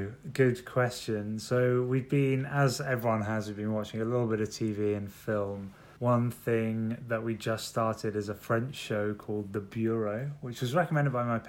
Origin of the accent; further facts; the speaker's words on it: London, United Kingdom; I'm from London.